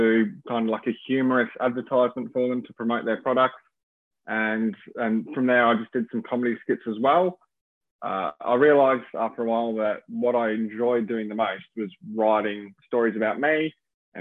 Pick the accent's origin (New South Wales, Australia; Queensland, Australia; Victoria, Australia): Victoria, Australia; Melbourne; moved away as an adult; also born or lived in Coolangatta, Gold Coast / London; So I grew up in Melbourne, which is a pretty big city